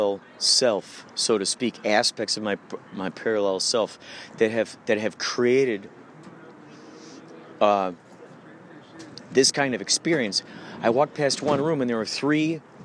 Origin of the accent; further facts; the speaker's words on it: Illinois, United States; I'm from Illinois.